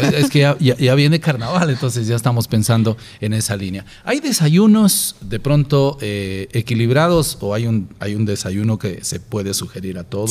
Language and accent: Spanish; Ecuador; en nuestro país